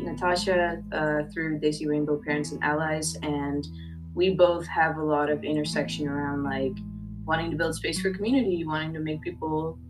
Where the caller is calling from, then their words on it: Oakland, California, United States; I am tuning in from Ohlone land, which is colonially known as Oakland, California.